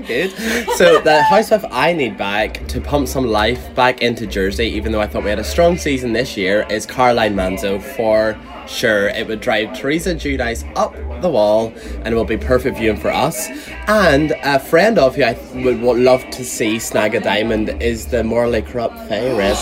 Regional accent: Ireland; I'm from Ireland

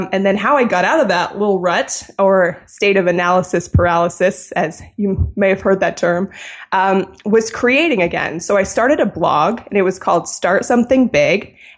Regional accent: Canada; Yes, I'm from the Great White North, Canada. Great place to be from.

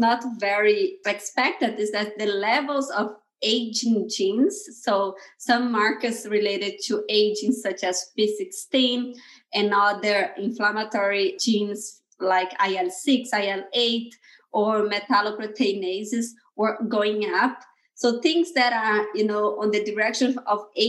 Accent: Brazil; moved away as an adult; now in Bay Area, United States; I'm originally from Brazil. I come from a very small town in Brazil, in the countryside of Brazil.

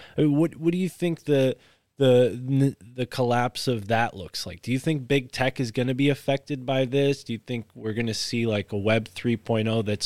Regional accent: Connecticut, United States; I'm from the Constitution state

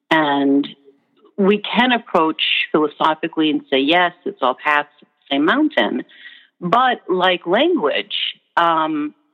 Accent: Minnesota, United States; accent: Minnesotan; also born or lived in New Orleans / United Kingdom

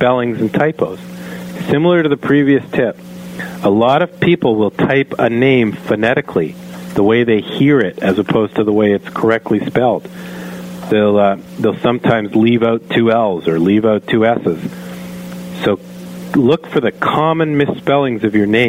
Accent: Canada; I am a Canadian

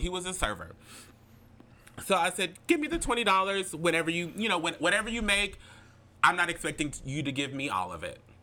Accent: Alexandria, Louisiana, United States; moved away as an adult; now in Lafayette, United States; as you may know, I live in Lafayette, Louisiana. I'm originally from Alexandria, Louisiana

